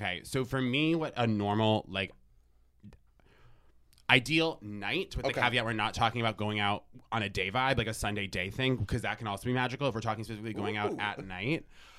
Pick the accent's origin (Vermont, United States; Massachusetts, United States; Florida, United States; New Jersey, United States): Vermont, United States; I'm from Vermont.